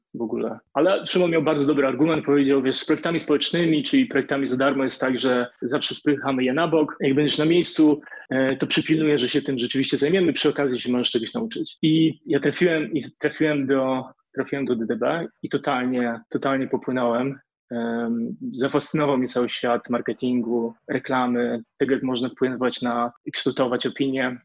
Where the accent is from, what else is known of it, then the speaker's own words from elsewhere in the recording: Wrocław, Lower Silesian Voivodeship, Poland; moved away as an adult; also born or lived in Warsaw / Shanghai / Hong Kong; now in Singapore; jestem z Wrocławia, przeprowadziłem się do Warszawy